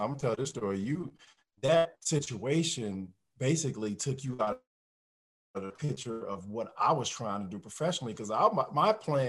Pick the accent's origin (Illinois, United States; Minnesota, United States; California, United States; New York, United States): Illinois, United States; Peoria; I'm coming from Peoria, not many people played NBA basketball.